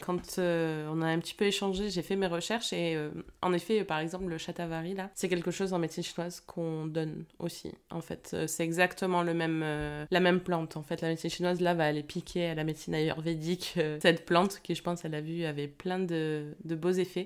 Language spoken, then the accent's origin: French; France; on est français